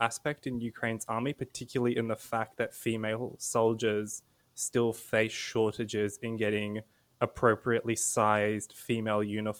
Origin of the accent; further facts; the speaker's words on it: Sydney, New South Wales, Australia; even though I was born in Australia as well